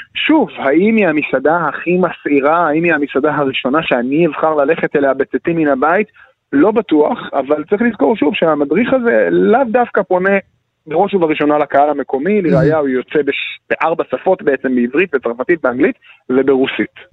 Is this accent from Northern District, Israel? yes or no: no; Jerusalem, Jerusalem District, Israel; אני כירושלמי שגם סיקר את לרז'אנס